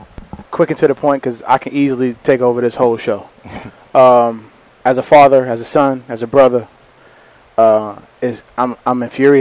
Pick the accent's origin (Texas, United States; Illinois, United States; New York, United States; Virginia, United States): New York, United States; I was born and raised in New York.